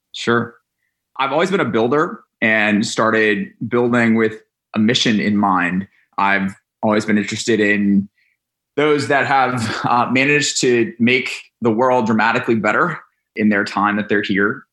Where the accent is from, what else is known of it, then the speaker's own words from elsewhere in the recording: Atlanta, Georgia, United States; We grew up in Atlanta, Georgia. And we moved back in. I moved back home with mom and dad